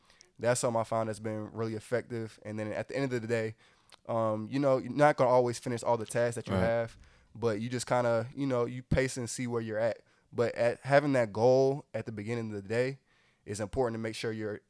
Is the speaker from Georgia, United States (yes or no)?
yes; Atlanta, Georgia, United States; Right, I'm from Atlanta.